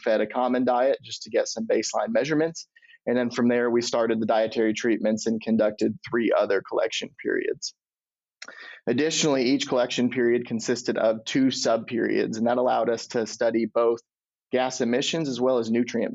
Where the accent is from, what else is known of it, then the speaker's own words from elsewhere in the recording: Michigan, United States; moved away as an adult; also born or lived in Illinois; now in Iowa, United States; I'm originally from Michigan, but did my undergrad in Illinois